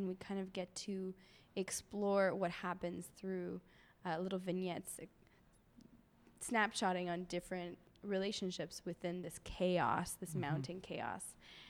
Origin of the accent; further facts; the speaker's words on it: Montreal, Quebec, Canada; now in Toronto, Canada; I am an actor who now lives in Toronto. I'm originally from Montreal.